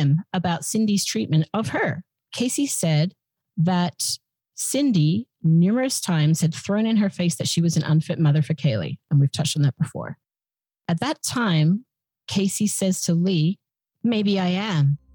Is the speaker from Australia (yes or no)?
yes; Australia; as an Australian